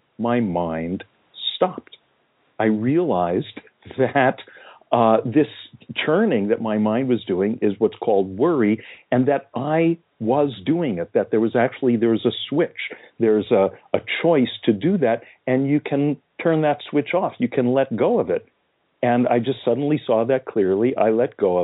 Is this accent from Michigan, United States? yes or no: no; California, United States; I happened to be growing up in California now in the mid-60s.